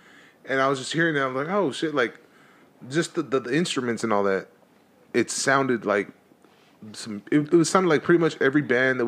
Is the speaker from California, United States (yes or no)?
yes; Los Angeles, California, United States; I grew up in East LA, so it was street, always street.